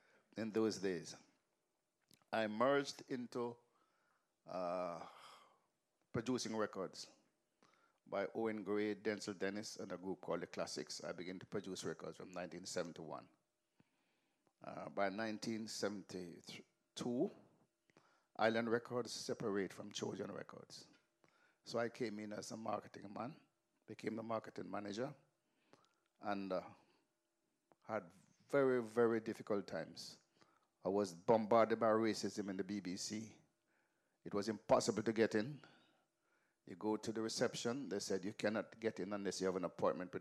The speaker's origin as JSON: {"language": "English", "region": "Kingston", "country": "Jamaica", "tie": "born or raised there", "also_born_or_lived": "England", "moved": "yes", "said": "I grew up in Western Kingston. In Denham Town, Kingston 14"}